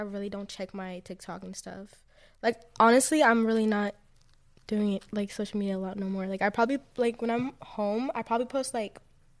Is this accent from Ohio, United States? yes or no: no; Texas, United States; Yeah, and I grew up in Texas.